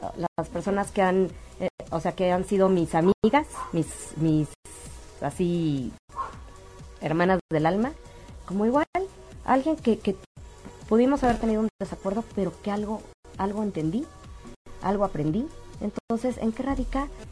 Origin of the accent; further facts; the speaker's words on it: Mexico; como mamá, como mexicana, como ciudadana, como católica